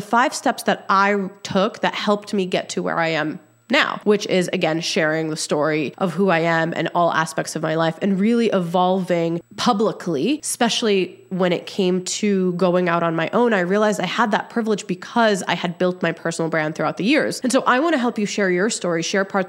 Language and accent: English; Egypt; I was born in Egypt